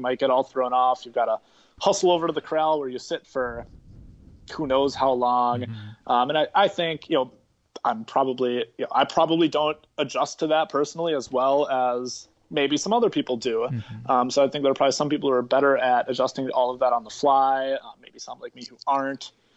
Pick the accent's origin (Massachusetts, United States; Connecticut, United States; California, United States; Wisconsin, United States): Wisconsin, United States; Milwaukee; growing up in Milwaukee